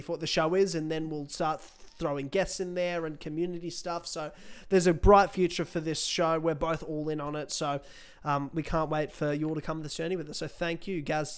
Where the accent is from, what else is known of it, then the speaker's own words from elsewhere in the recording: Australia; I'm an Aussie